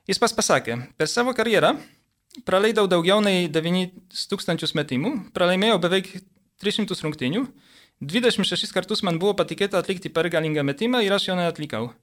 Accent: Poland; moved away as an adult; now in Lithuania; aš užaugau Lenkijoje, 18 metų persikėliau į Lietuvą.

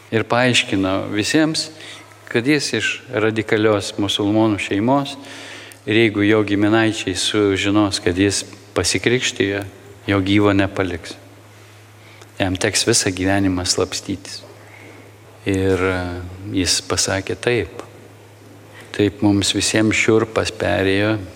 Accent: Lithuania; mes, lietuviai

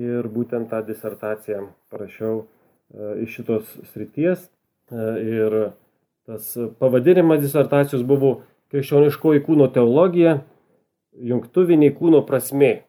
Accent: Suvalkija, Lithuania; accent: Suvalkian; tikiuosi, kad mano suvalkietiškas akcentas jums patiks.

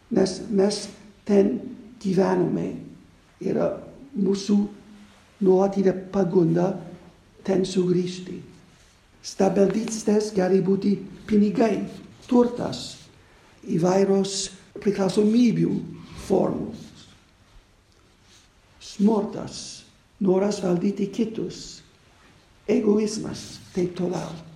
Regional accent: United States; moved away; Aš gimiau Amerikoje 1949 metais, aš na, man 72 metų.

